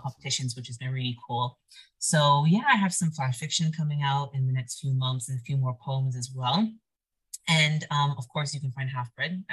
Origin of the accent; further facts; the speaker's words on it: Arizona, United States; moved away as an adult; I think I need to see my home state. I need to get back. I miss being in the Arizona air.